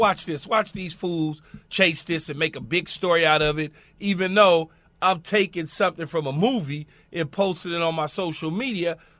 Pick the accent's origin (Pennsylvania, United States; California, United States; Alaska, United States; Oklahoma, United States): California, United States; Los Angeles; growing up in Los Angeles